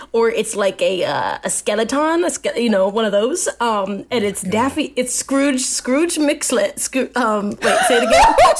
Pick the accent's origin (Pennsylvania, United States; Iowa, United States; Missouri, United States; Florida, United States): Pennsylvania, United States; Philadelphia; So I'm from Philadelphia.